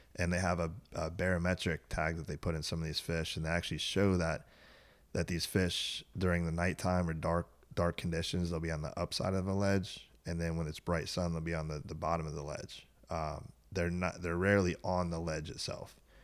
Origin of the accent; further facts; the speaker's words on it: Tierra Verde, Florida, United States; I was born and raised on Tierra Verde.